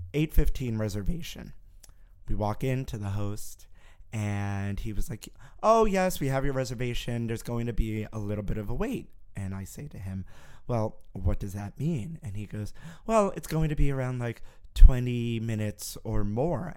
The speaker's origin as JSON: {"language": "English", "town": "New York City", "region": "New York", "country": "United States", "tie": "born or raised there", "said": "growing up in Brooklyn, where I did"}